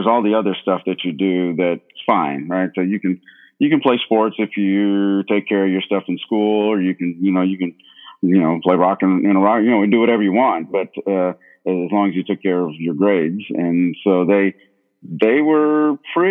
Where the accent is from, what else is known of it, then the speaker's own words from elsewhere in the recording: Lexington, Kentucky, United States; also born or lived in India; So my family immigrated here from India when I was four. Myself, my parents, and my older brother, we all came around 1972. And so after that, you know, I grew up in Lexington